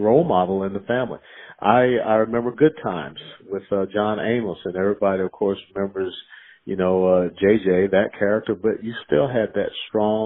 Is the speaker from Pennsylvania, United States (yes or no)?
no; Atlanta, Georgia, United States; moved away; also born or lived in Tennessee / Kansas; I was born and raised in Atlanta, Georgia